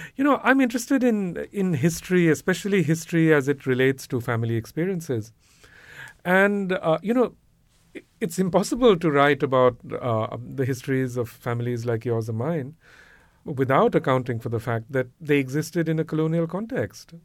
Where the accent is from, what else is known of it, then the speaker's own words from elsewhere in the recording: India; growing up in India